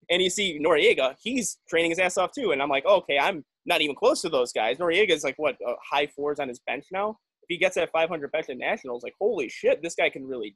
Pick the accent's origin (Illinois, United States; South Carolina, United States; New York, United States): Illinois, United States; Chicago; I'm from Chicago